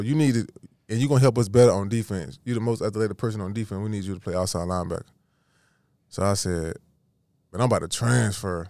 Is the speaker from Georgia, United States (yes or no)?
yes; Georgia, United States; I'm from Georgia